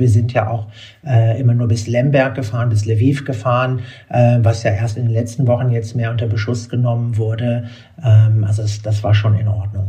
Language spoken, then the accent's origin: German; Berlin, Germany; ich bin in Berlin aufgewachsen, äh, zur Zeit, als noch die Mauer stand